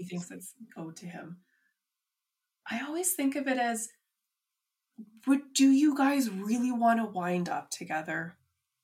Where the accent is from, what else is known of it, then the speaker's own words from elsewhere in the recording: Canada; As a Canadian